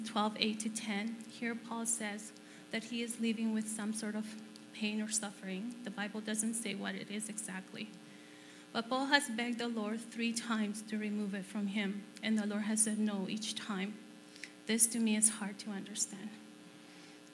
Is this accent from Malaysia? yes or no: no; El Salvador; moved away as an adult; now in Canada; I was born in El Salvador